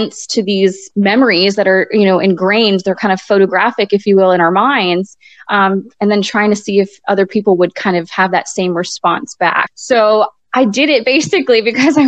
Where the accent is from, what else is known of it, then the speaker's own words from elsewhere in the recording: Florida, United States; moved away as an adult; also born or lived in Hartford, Connecticut / South Carolina / Haiti; now in Robesonia, United States; he would happen to be down in Florida in my hometown